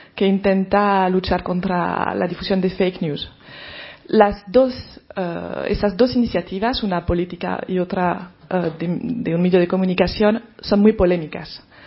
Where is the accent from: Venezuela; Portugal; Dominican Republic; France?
France; now in Spain; como periodista francesa